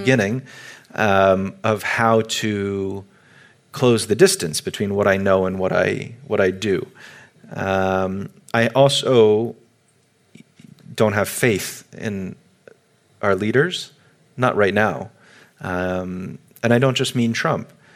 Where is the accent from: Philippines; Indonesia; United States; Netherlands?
United States; as an American